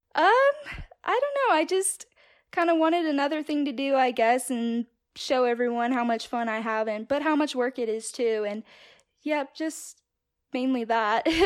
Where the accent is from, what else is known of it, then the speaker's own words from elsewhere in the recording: California, United States; moved away as an adult; now in Castleford, United States; I'm originally from California. I was born and raised there, and my parents had a dairy farm in the Central Valley